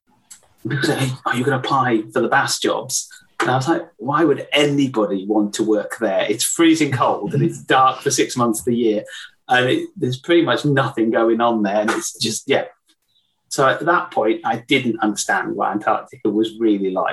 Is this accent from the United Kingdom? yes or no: yes; West Wales, United Kingdom; So I grew up in West Wales by the sea